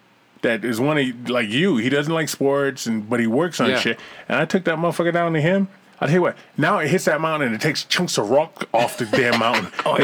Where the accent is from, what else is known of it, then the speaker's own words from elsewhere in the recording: New Jersey, United States; I was raised in New Jersey. I was raised real poor.